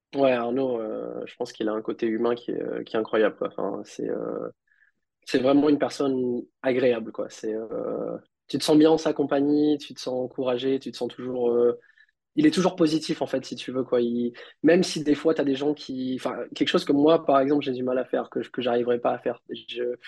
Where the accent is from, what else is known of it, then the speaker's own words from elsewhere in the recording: Réunion; j'ai grandi à La Réunion